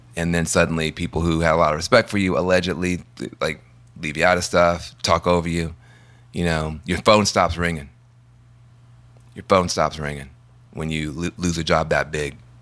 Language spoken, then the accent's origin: English; Tennessee, United States; I'm from Tennessee